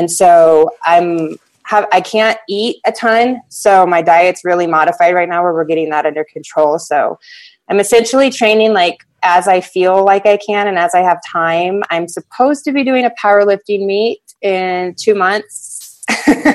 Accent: Hawaii, United States; we grew up in Hawaii

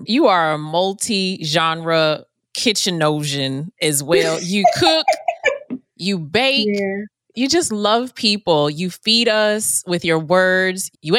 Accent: the North, United States; I'm from the North.

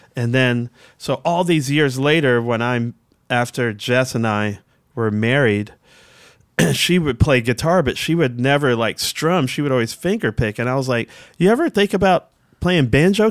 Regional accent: Washington, District of Columbia, United States; I'm from Southeast Washington, I'm a black dude from Southeast Washington

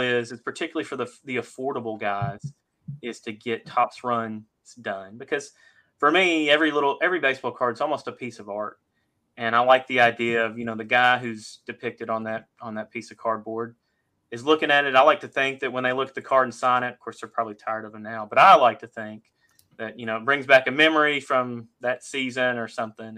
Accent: Fort Worth, Texas, United States; I grew up in Fort Worth, Texas

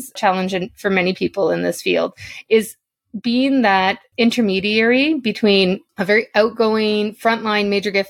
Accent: Northern Ontario, Canada; now in Toronto, Canada; I'm originally from Northern Ontario

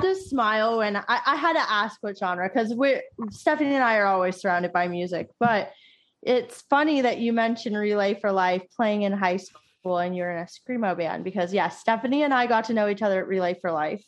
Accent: Florida, United States; our high school growing up in Florida

